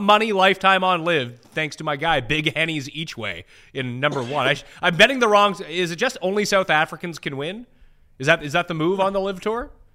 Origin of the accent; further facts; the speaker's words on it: Canada; I'm Canadian